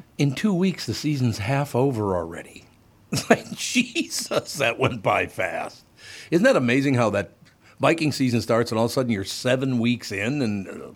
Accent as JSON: {"language": "English", "region": "Minnesota", "country": "United States", "said": "I'm a boy from Minnesota"}